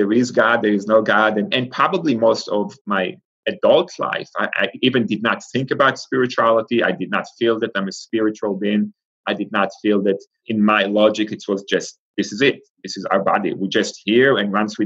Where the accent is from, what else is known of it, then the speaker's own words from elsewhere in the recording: Israel; moved away as an adult; I grew up in Israel, and Israel is Jewish